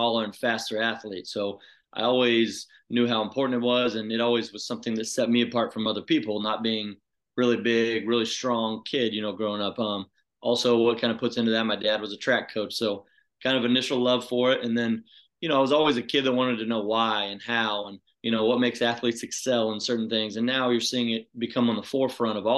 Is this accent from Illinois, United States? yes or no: no; Houston, Texas, United States; I grew up in South Texas, so Houston area